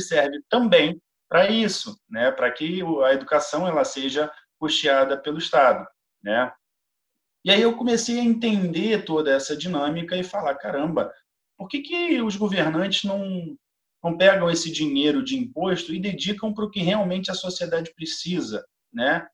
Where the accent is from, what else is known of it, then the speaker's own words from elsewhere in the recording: Rio de Janeiro, Brazil; eu sou aqui do Rio de Janeiro, moro no Rio de Janeiro